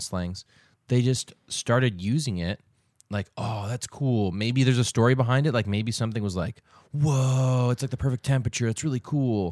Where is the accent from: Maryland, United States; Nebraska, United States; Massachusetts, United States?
Massachusetts, United States; Boston; when I was growing up in the Boston area